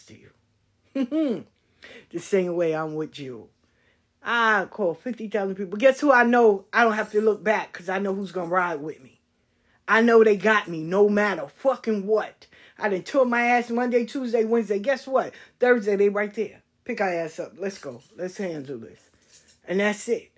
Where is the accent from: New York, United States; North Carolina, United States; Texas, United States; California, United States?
New York, United States; New York City; where I grew up at in South Jamaica